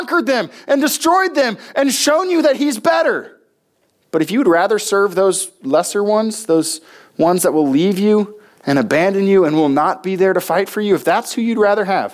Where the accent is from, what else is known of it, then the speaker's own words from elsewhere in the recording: United States; we as American Christians